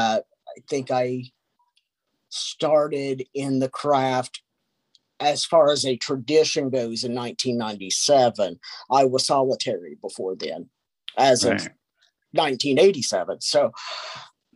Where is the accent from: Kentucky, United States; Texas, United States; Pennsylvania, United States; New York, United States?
Kentucky, United States; moved away; I came from Kentucky, a small little town back